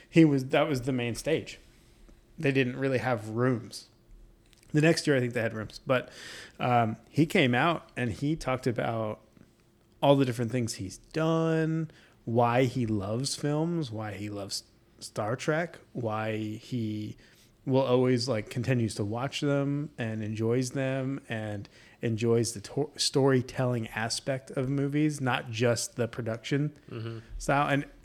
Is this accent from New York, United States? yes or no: yes; New York, United States; Are from New York.